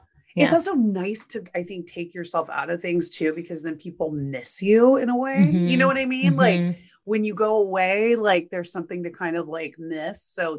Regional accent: Texas, United States; And you know, Texas is my home state also. So I miss the people in Texas

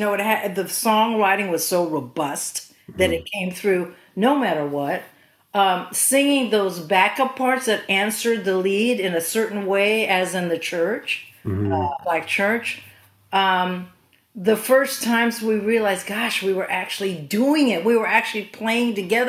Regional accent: Philippines; moved away; also born or lived in California; I'm Filipina and was raised in the Philippines

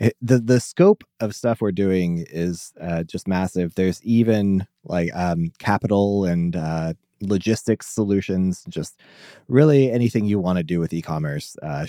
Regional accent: Omaha, Nebraska, United States; I am a developer from Omaha, Nebraska.

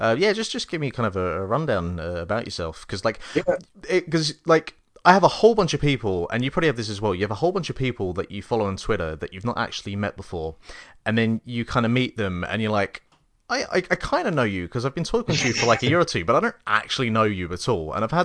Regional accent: England, United Kingdom; Well, we are also like from England and complaining.

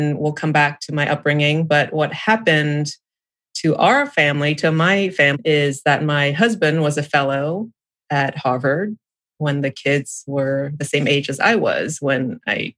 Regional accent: Samut Prakan, Thailand; also born or lived in New England, United States / California, United States / New Zealand; now in Ohio, United States; I grew up in Thailand, was born in a little town outside of Bangkok.

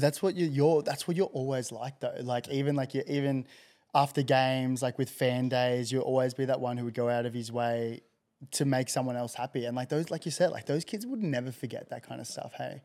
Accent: Gold Coast, Queensland, Australia; I grew up on the Goldie

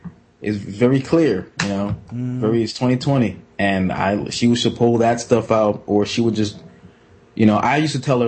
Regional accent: Jamaica; I'm typical Jamaican.

